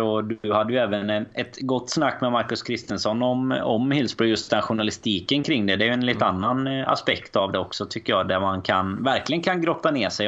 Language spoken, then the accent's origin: Swedish; Sweden